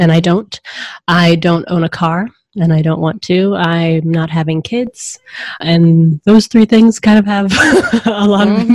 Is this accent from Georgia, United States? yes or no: yes; Atlanta, Georgia, United States; now in Seattle, United States; I grew up in Atlanta